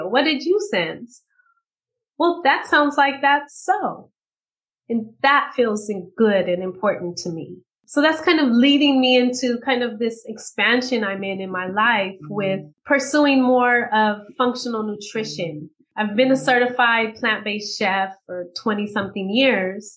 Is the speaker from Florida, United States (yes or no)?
no; Bay Area, California, United States; I grew up in the Bay Area in California